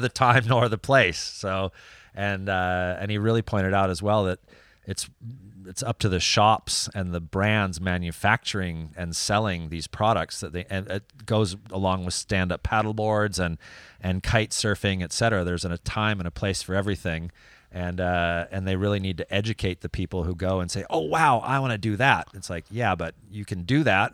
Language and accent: English; California, United States; now in France; growing up in California